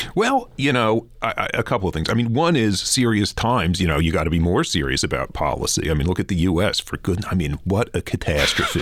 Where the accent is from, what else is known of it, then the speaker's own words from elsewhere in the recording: New York City, New York, United States; moved away as an adult; now in Vancouver, Canada; I grew up in Flatbush, Brooklyn